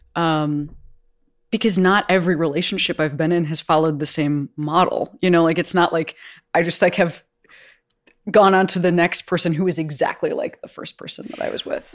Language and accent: English; Chicago, Illinois, United States; I'm from Chicago, that's where I grew up.